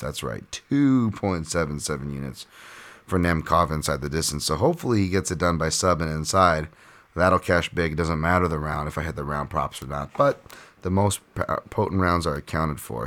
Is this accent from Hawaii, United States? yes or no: yes; Hawaii, United States; Hawaii, of course, I'm talking about